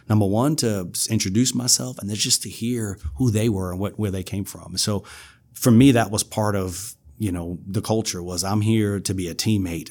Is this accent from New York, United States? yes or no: yes; New York City, New York, United States; moved away as an adult; also born or lived in South Carolina / Arkansas; now in Louisiana, United States; I'm from New York City